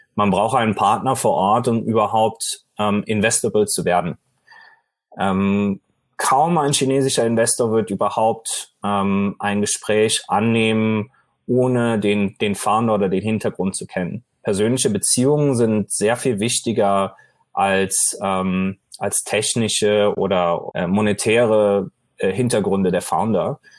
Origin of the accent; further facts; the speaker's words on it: Germany; moved away as an adult; also born or lived in Shanghai, China; now in Beijing, China; ich bin gebürtig aus Deutschland